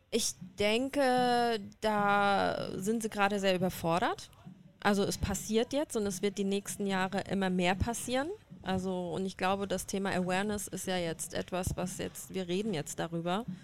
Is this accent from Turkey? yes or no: no; Iran; Also ich bin ja Iranerin. Und ich bin auch im Iran unterwegs